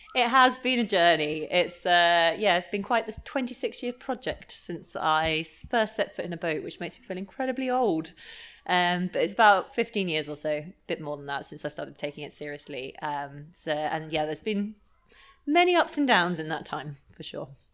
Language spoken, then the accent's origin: English; Lymington, South East England, United Kingdom; I grew up in Lymington by the coast